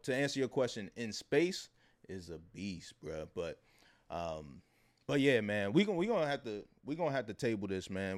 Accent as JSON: {"language": "English", "town": "Baltimore", "region": "Maryland", "country": "United States", "said": "I'm from Baltimore. We got the Preakness."}